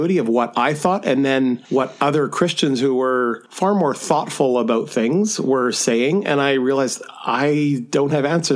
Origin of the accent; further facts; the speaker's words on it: Southern Alberta, Canada; I grew up in Southern Alberta, farm family.